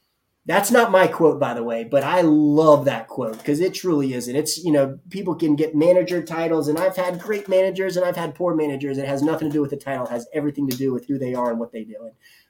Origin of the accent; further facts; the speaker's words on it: the South, United States; I'm from the South. And so we have a particular understanding and idea of what barbecue is.